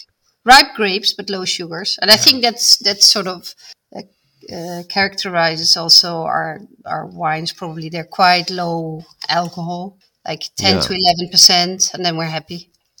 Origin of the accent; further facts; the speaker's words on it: Netherlands; We grew up here